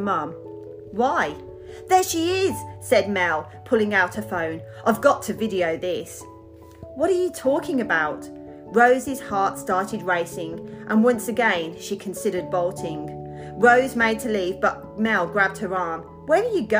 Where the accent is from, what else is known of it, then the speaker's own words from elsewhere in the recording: Birmingham, West Midlands, United Kingdom; accent: Birmingham Brummy; moved away as an adult; now in Australia; I emigrated to Australia 17 years ago when I was 25, and my Birmingham Brummy accent is sticking.